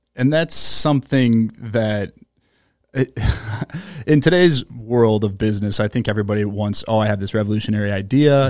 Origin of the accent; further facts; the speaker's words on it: Minnesota, United States; I'm from Minnesota